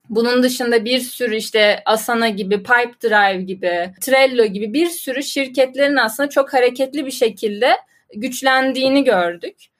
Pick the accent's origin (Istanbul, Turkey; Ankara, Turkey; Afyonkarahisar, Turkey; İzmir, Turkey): Ankara, Turkey; 96 yılında Ankara'da dünyaya geldim ve doğdum, büyüdüm, hep Ankara'daydım.